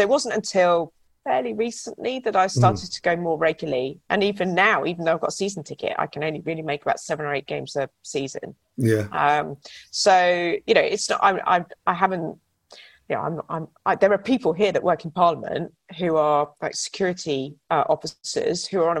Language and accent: English; Hythe, South East England, United Kingdom; I grew up in Hythe on the coast of Kent